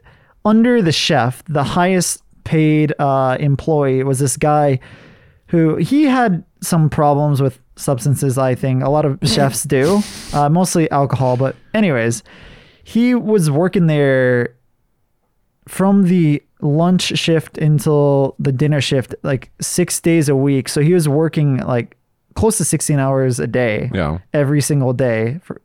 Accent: Hawaii, United States; And then after I graduated from cooking school, I went back to Hawaii and I worked at two different restaurants. One was like my favorite restaurant when I was like a kid

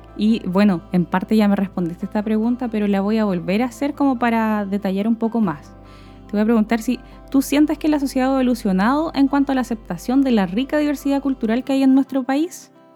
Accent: Chile

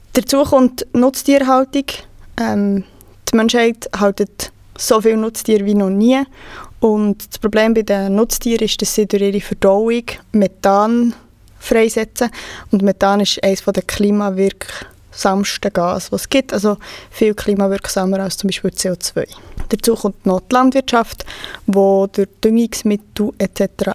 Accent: Switzerland; bei uns in der Schweiz

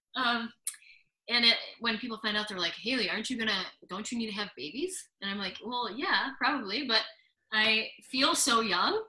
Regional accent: United States; moved away as an adult; also born or lived in Buffalo / St. Petersburg, Russia; now in Nizhny Novgorod, Russia; I'm American

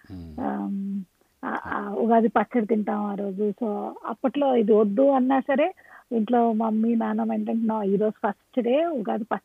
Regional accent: Visakhapatnam, Andhra Pradesh, India; also born or lived in Chigurupalli; నేను పుట్టింది మా నేటివ్ ప్లేస్ చిగురుపల్లి దగ్గర బట్ నేను పెరిగిందంతా వైజాగ్లో

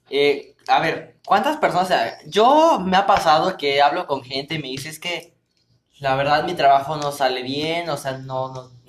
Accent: Mexico; quítense también ese estigma como mexicanos que somos, porque creemos que tenemos como que ese miedo al riesgo, ¿no?

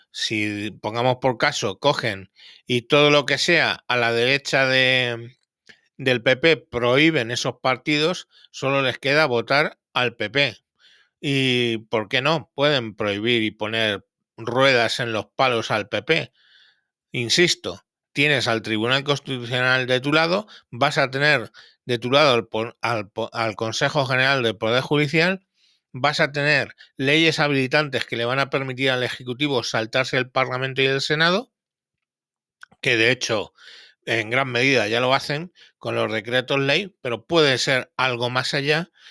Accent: Spain

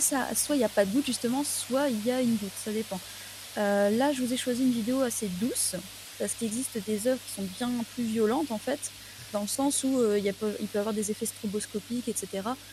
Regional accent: the Nord, Hauts-de-France, France; moi, je suis du Nord

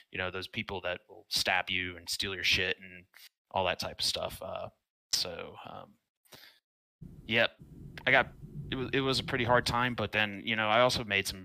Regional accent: Georgia, United States; No, I I claim Georgia as my home state

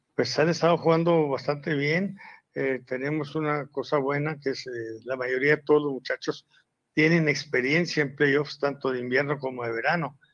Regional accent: Mexico; como mexicano

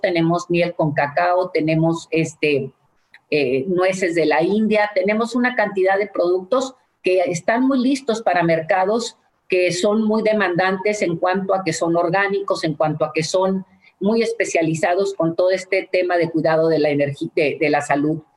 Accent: Mexico; los mexicanos, a los productores de, de, nuestra nación

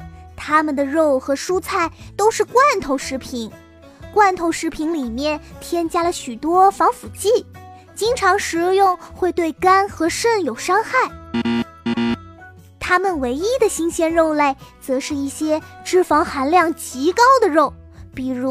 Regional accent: China; 我们中国人在吃一大堆浓油赤酱的美味佳肴之余，其实还是会吃很多新鲜的蔬菜和水果的

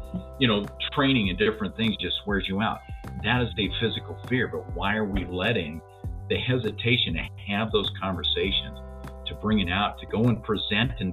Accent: Denver, Colorado, United States; I grew up as a white Japanese Buddhist here in Denver

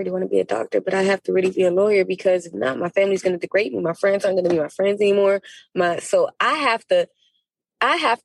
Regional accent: Miami, Florida, United States; I grew up in the borderline of Little Haiti and Liberty City

